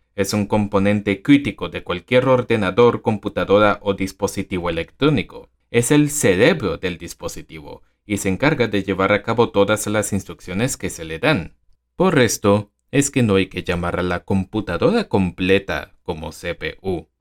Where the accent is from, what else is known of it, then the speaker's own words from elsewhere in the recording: Venezuela; en mi país, Venezuela